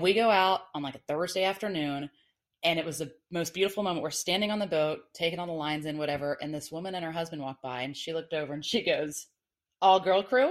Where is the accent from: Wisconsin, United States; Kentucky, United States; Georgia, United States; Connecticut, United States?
Georgia, United States; Atlanta; now in Florida, United States; I lived, I grew up in Atlanta, but I'm from Florida originally